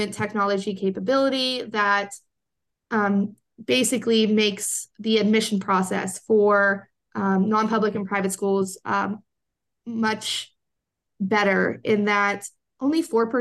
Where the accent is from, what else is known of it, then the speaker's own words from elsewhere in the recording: Pennsylvania, United States; Pennsylvania is my home state.